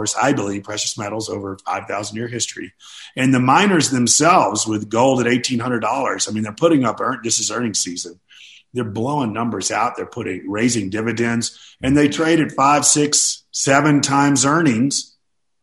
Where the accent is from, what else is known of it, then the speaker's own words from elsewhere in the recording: Nashville, Tennessee, United States; my hometown of Nashville, Tennessee, which is booming